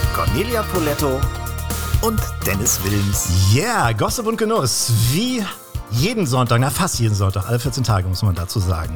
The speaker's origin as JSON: {"language": "German", "town": "Kiel", "region": "Schleswig-Holstein", "country": "Germany", "tie": "born or raised there", "also_born_or_lived": "Swabia", "moved": "yes", "said": "nach zwölf Jahren Schwabenland bin ich auch wieder in meiner Heimat in äh, Kiel gelandet."}